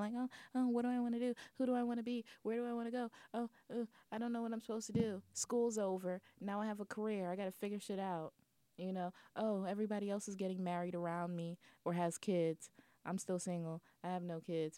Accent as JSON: {"language": "English", "region": "New York", "country": "United States", "said": "being a New Yorker"}